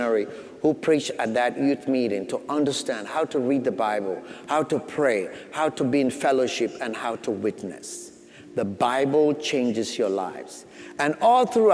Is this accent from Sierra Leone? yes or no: yes; Sierra Leone; moved away; I grew up back in Sierra Leone, West Africa